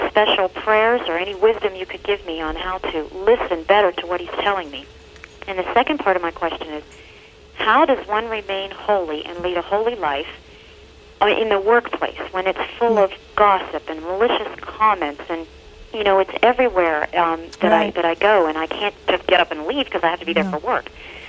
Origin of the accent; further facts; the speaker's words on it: Ohio, United States; Stephenville, Ohio.